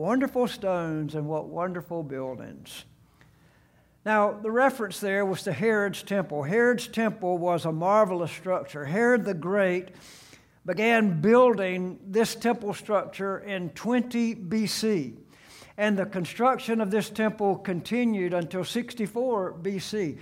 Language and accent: English; Gulf Coast, United States; I grew up on the Gulf Coast, and so I had seen scores and scores of storms come.